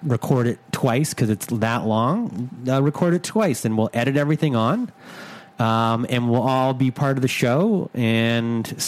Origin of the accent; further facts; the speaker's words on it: Canada; I'm from Canada.